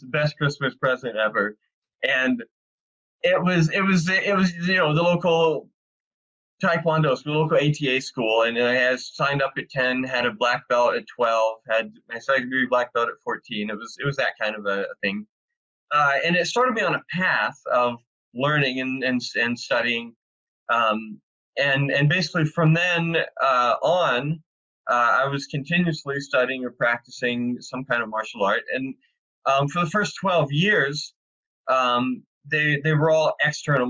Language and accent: English; Arkansas, United States; moved away as an adult; also born or lived in San Diego; I grew up in the Bible Belt as a rational empirical atheist. in the Bible Belt in Arkansas